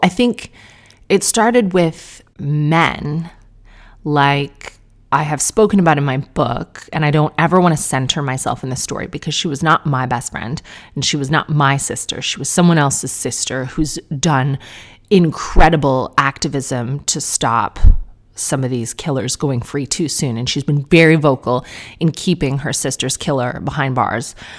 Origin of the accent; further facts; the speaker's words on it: Canada; as a Canadian